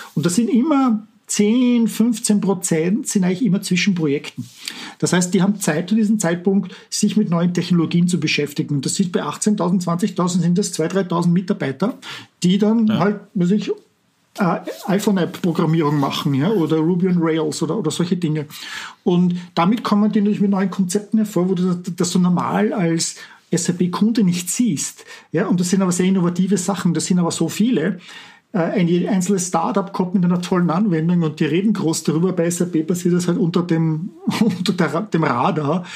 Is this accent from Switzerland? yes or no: no; Vienna, Austria; moved away as an adult; also born or lived in Walldorf, Germany / Palo Alto, United States; now in Silicon Valley, United States; Ich bin aus Wien ursprünglich, wie man vielleicht an meinem Akzent erkennt, äh, bin Österreicher